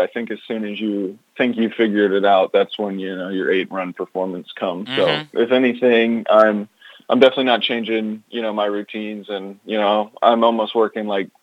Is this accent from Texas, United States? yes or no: no; Chesapeake, Virginia, United States; I grew up in Chesapeake, Virginia